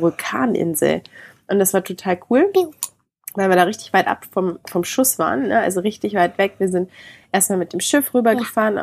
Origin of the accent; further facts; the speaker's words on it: Germany; Bei uns in Deutschland